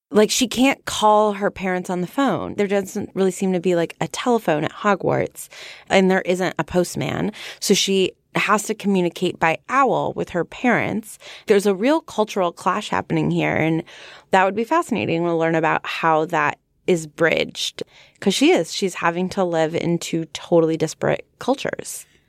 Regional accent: United States; I'm from America

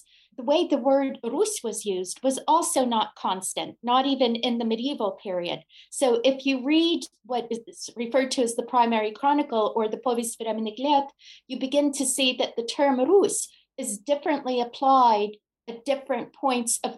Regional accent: New York, United States; I am a New Yorker through and through

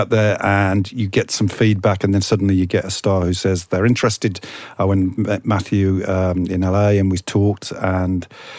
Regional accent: Birmingham, West Midlands, United Kingdom

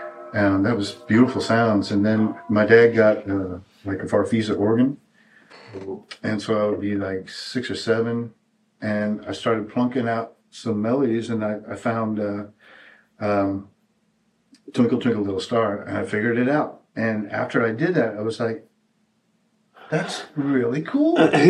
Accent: Bangkok, Thailand; also born or lived in Berlin, Germany / Saigon, Vietnam; For me, I was born in Berlin, Germany, but I was raised in Southeast Asia, in Saigon and Bangkok, Thailand.

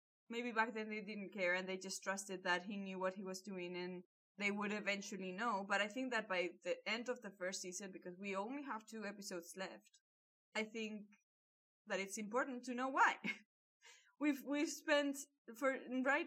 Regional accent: Malaga, Andalusia, Spain; I'm from Malaga

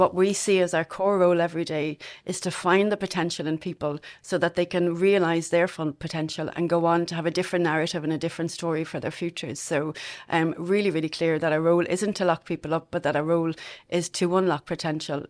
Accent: Dublin, Leinster, Ireland; moved away as an adult; now in Longford, Ireland; I'm originally from Castleknock in Dublin. Um, I spent most of my childhood there.

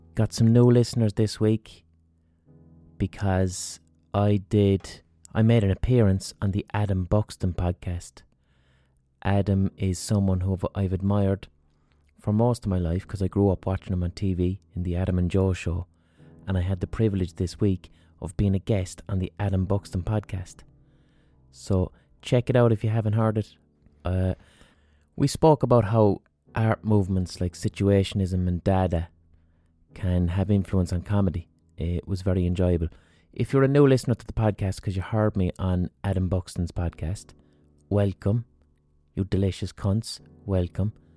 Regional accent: Ireland; Hiberno English is the English that we as Irish people speak

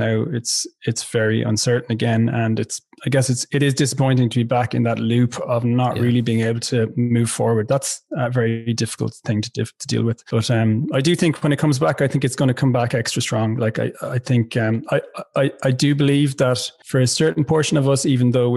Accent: West Limerick, Munster, Ireland; moved away as an adult; also born or lived in Dublin; I'm from West Limerick originally. I've lived a lot of my adult life in Dublin.

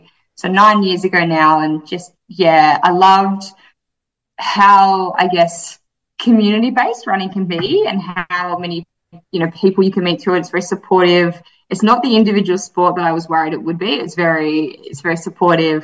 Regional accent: Yarra Valley, Victoria, Australia; also born or lived in Melbourne / Iowa / Gold Coast; Well, I grew up in the Yarra Valley in Victoria, so out in the bush

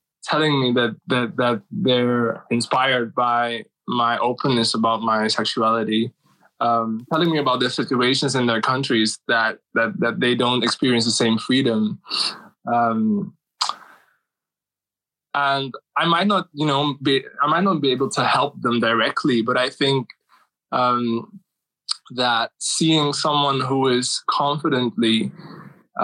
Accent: Suriname; moved away as an adult; now in Amsterdam, Netherlands; my home country, Suriname

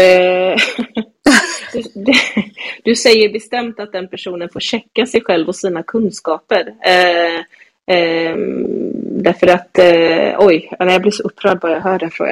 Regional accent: Gothenburg, Västra Götaland, Sweden; also born or lived in Stockholm; jag är ju från Backa i, på Hisingen här i Göteborg

